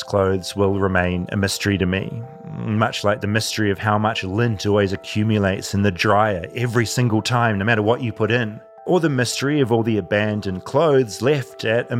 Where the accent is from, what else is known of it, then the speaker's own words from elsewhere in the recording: New Zealand; now in Los Angeles, United States; As a New Zealander, I'll constantly be annoyed that in LA people don't use clotheslines.